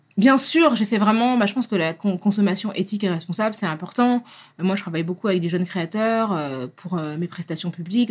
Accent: France; on est français

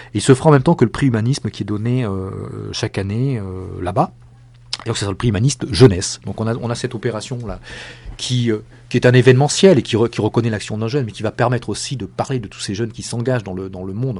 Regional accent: France; je suis français

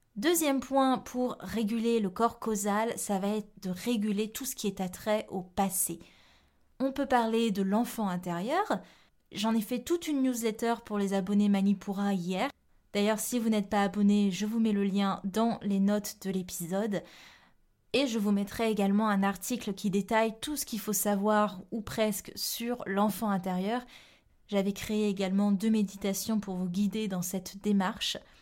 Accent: Réunion; Je viens de la Réunion

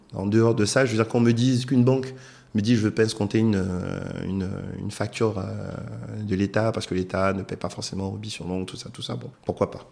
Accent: Côte d’Ivoire; moved away; je suis un Ivoirien, je rentre dans mon pays

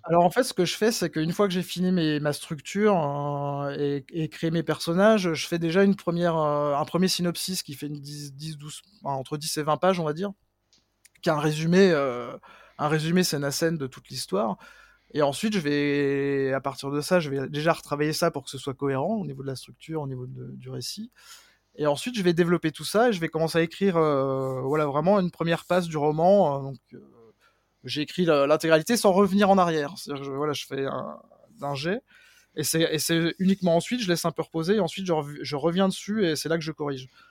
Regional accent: Mouthe, Bourgogne-Franche-Comté, France; also born or lived in Pontarlier; je suis né à Pontarlier mais j'ai grandi à Mout, donc il y a vraiment un petit village qui a à peine 1000 habitants qui est vraiment dans la dans la montagne et qui est voilà réputé pour être le, village le plus froid de France

